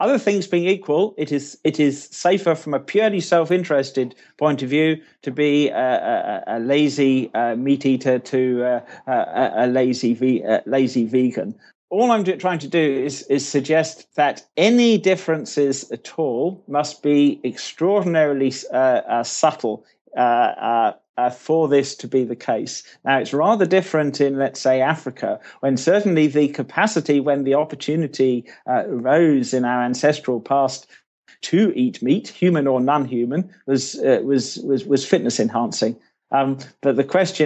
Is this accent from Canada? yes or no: no; United Kingdom; accent: British; as you can probably tell from my accent, I'm a Brit myself.